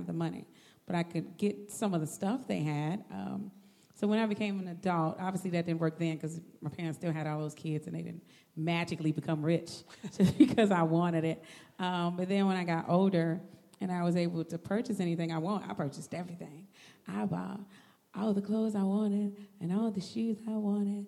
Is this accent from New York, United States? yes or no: no; Chicago, Illinois, United States; I grew up here in Chicago, born and raised